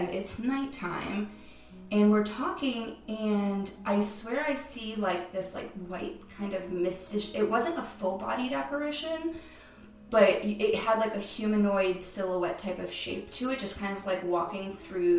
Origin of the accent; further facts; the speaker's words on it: Cape Cod, Massachusetts, United States; I'm from Cape Cod